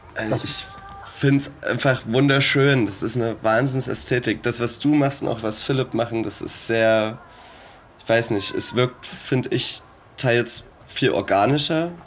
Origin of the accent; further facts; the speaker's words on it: Zwickau, Saxony, Germany; now in Dresden, Germany; ich bin in Dresden ansässig, ja. Ich Komme eigentlich aus Zwickau sogar